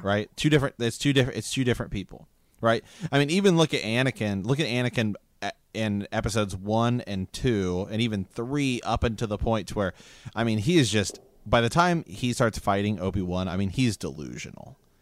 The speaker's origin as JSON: {"language": "English", "region": "Ohio", "country": "United States", "said": "we're from Ohio"}